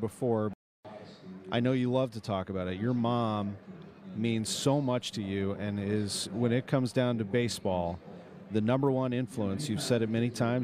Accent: St. Louis, Missouri, United States; I'm from St. Louis

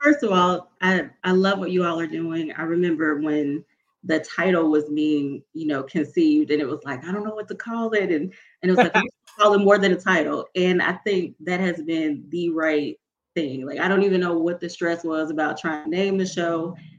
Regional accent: Mississippi, United States; I'm from Mississippi

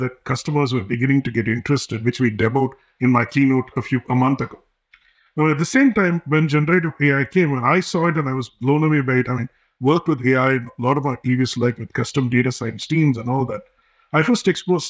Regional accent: India; English is a second language; moved away as an adult; now in United States; My dad was a cinematographer for movies in India. I grew up in India and came here for my master's.

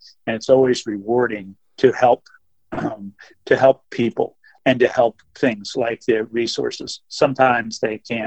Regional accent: Maryland, United States; I grew up on the Potomac River, which separates Virginia and Maryland right into Washington, D.C.

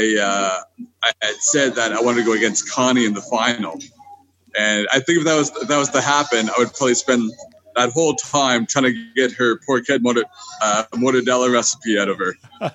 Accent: Saint John, New Brunswick, Canada; growing up in St. John, New Brunswick

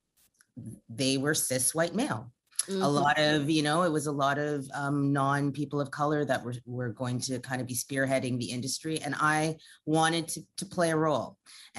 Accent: Canada; I'm Canadian born, but my parents are Jamaican. So I have Jamaican roots and I was raised with Caribbean cooking.

